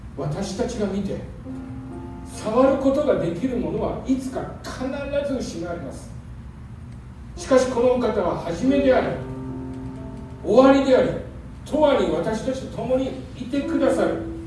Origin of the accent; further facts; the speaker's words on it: Japan; also born or lived in Seoul, South Korea; その後彼女はまだ二歳に満たない私を連れて帰国します。母一人子一人、小さな田舎の教会で